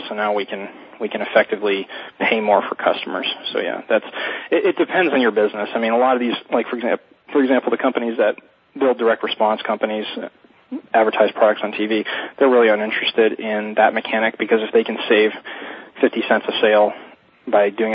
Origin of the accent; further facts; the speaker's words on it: South Florida, United States; I'm from South Florida